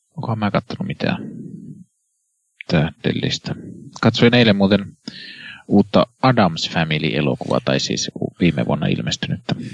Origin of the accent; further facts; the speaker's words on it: Kannus, Central Ostrobothnia, Finland; minun koti- kotikaupungissani Kannuksessa